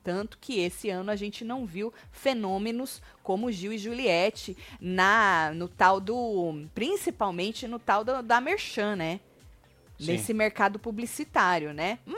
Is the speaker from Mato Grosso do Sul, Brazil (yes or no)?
yes; Corumbá, Mato Grosso do Sul, Brazil; sou de Corumbá, no Mato, Mato Grosso